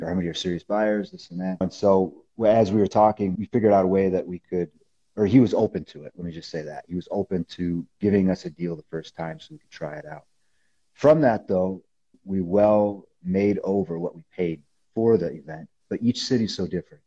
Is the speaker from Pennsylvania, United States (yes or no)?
no; Illinois, United States; moved away as an adult; now in Colorado Springs, United States; I came back to Illinois the fall of my senior year